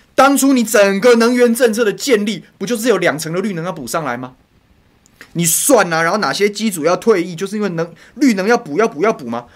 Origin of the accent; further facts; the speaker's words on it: Taoyuan, Taiwan; 我桃园人的环境就这样被人家卖掉啊！